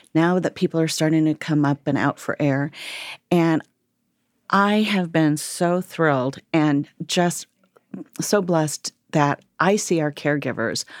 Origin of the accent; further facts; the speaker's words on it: Fort Wayne, Indiana, United States; born and raised in Fort Wayne, lived in Fort Wayne